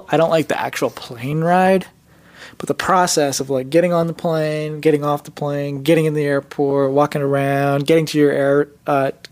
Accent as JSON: {"language": "English", "region": "Gujarat", "country": "India", "first_language": "Gujarati", "second_language": "English", "said": "I'm a Patel, so we're Gujarati. Uh, so I'm from Gujarat, and that's that's where we're from. So in a small village."}